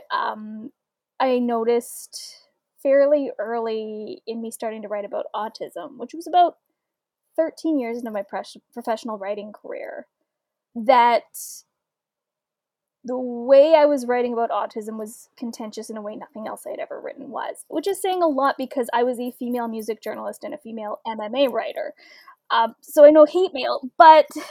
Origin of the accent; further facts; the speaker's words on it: Welland, Ontario, Canada; I grew up in Welland, Ontario, which is about a 20-minute drive from Niagara Falls